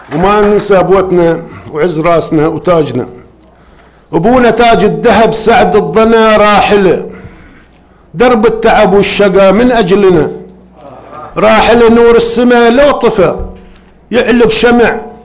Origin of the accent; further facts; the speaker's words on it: Sanabis, Eastern Province, Saudi Arabia; سنابس اهلي وديرتي سنبس